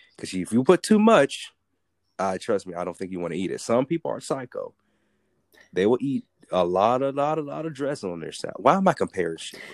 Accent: United States; I'm from America

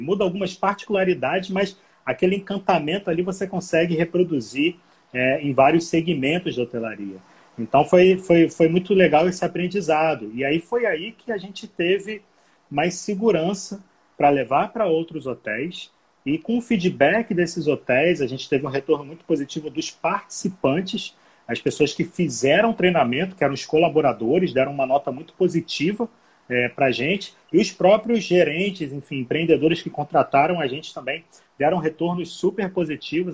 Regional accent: Rio de Janeiro, Brazil; moved away as an adult; now in Manaus, Brazil; eu não sou daqui, né, eu sou do Rio, Estou há seis anos aqui

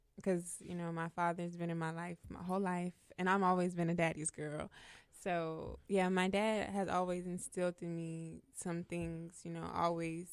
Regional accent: Houston, Texas, United States; also born or lived in Chicago; I'm from Chicago, raised in Houston

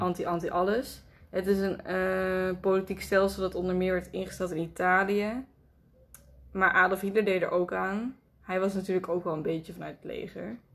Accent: Nijmegen, Gelderland, Netherlands; waar ik vandaan kwam. Gewoon Nijmegen.

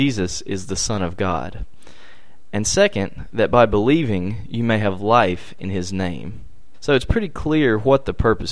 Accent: Charlotte, North Carolina, United States; I'm from Charlotte, North Carolina

